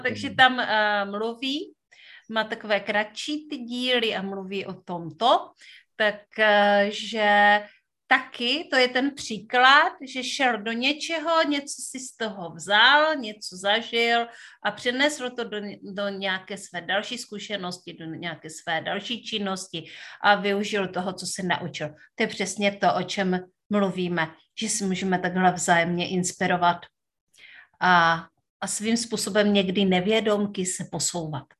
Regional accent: Northern Moravia, Czechia; já pocházím ze Severní Moravy

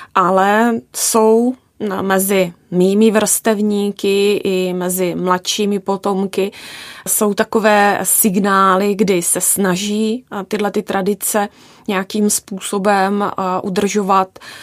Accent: Haná, South Moravian Region, Czechia; já pocházím z Hané, z Jižní Moravy

